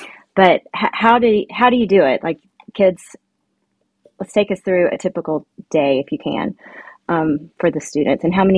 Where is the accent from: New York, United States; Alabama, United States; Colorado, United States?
Alabama, United States; Birmingham; I'm so glad that you are in my hometown of Birmingham, Alabama